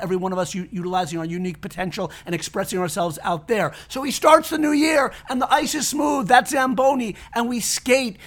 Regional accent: Connecticut, United States; I grew up in Connecticut

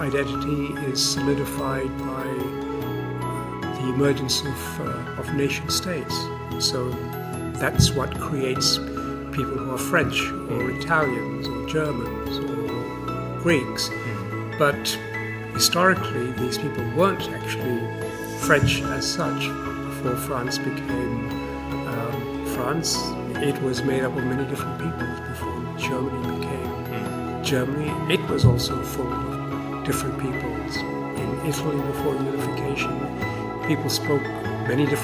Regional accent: Canberra, Australian Capital Territory, Australia; moved away as an adult; also born or lived in Malaysia / United Kingdom / Oxford; now in Singapore; I was brought up in Canberra, where I went to high school.

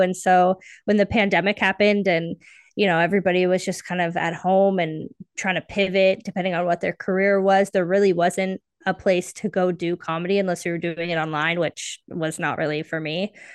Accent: Canada; also born or lived in Toronto; I am based in Toronto, so I'm Canadian.

